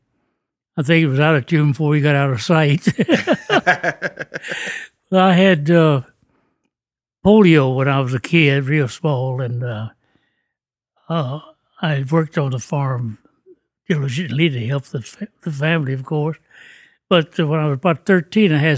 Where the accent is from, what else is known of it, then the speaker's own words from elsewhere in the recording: Shenandoah Valley, Virginia, United States; I was raised up in the Shenandoah Valley, Virginia, right in the heart of the valley, near the foot of the Blue